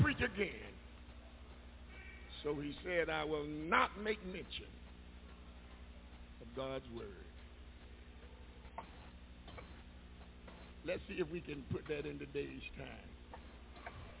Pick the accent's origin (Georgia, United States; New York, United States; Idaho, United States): Georgia, United States; Macon; moved away; Macon, my hometown